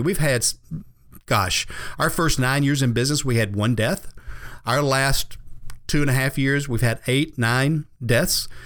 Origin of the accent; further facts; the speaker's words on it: the South, United States; I grew up here in the South